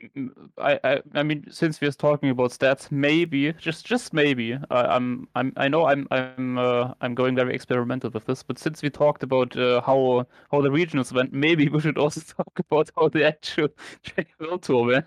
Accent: Germany; I'm obviously born and raised in Germany

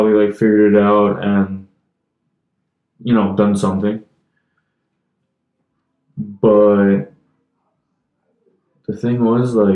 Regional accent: United States; as an American, as a foreigner

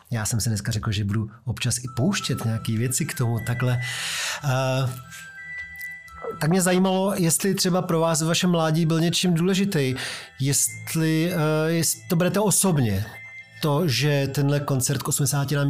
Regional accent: Prague, Czechia; Jsem Pražák.

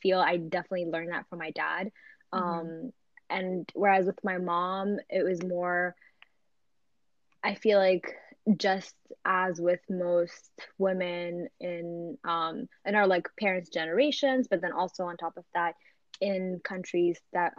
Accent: Maryland, United States; also born or lived in Ethiopia; My pre-adult life was here, so I kind of still feel like I grew up in Maryland, and I grew, you know, my earlier childhood time was in Ethiopia.

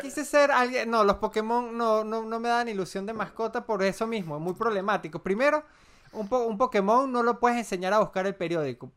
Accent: Andes, Venezuela; soy andino por mi forma de ser

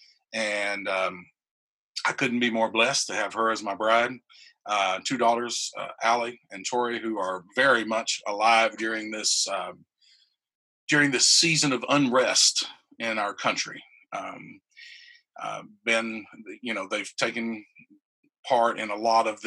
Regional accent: Reidsville, North Carolina, United States; I grew up in Reidsville, North Carolina

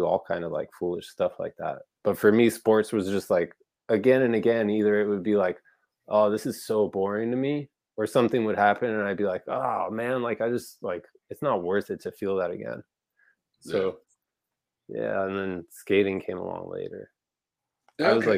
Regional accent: Weston, Florida, United States; now in Orlando, United States; I grew up in Broward County, this little city called Weston.

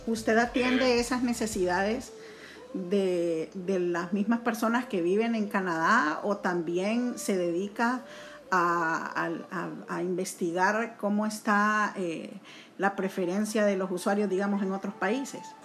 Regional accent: Honduras; así como los hondureños, los centroamericanos y latinoamericanos

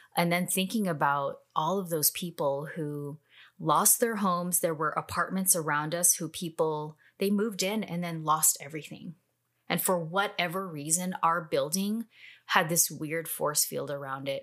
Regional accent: Bay Area, California, United States; moved away as an adult; now in Austin, United States; I'm from the Bay Area

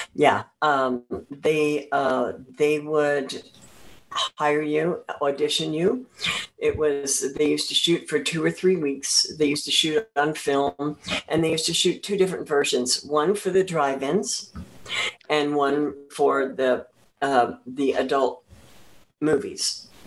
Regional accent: central New Jersey, United States; I was born in an orphanage in uh, New Jersey. Yes, and I was adopted uh, through the Catholic Church um, uh, into a family uh, in um, central New Jersey, a farming community

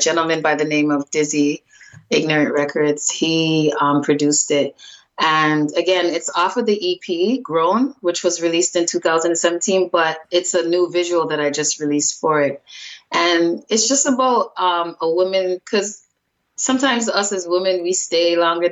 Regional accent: Toronto, Ontario, Canada; I was raised in the baddest area in Canada, Jane and Finch

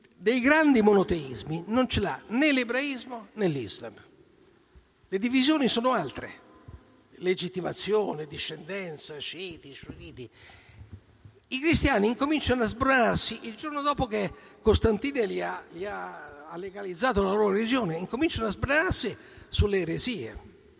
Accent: Rome, Lazio, Italy; noi siamo romani

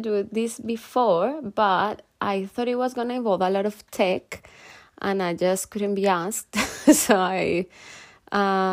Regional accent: Colombia; moved away as an adult; now in United Kingdom; I'm from Colombia, and almost 7 years ago I moved to the UK

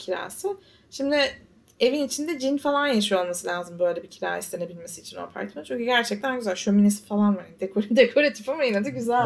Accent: Istanbul, Turkey; now in New York, United States

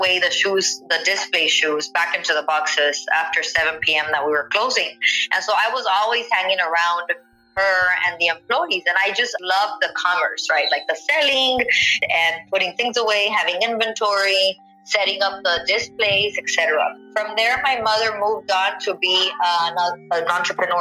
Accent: McAllen, Texas, United States; also born or lived in Mission, Texas / Hidalgo, Texas / Edinburg, Texas; I was born in McAllen, Texas, 1986 baby. I was raised between the Mission, Hidalgo, McAllen, Edinburgh area, so I'm very familiar with the roots of the valley

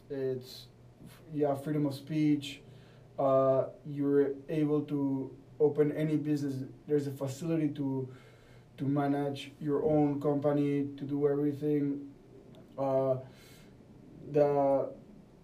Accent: Panama City, Panama; moved away as an adult; I'm from Panama. I was born in Panama City, Panama, the capital

